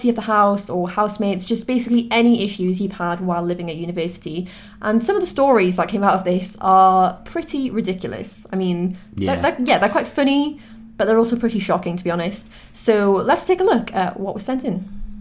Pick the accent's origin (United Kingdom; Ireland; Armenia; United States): United Kingdom; Newcastle upon Tyne, North East England; moved away as an adult; also born or lived in Leeds; now in London, United Kingdom; I'm from Newcastle, as I'm sure you can probably tell from my accent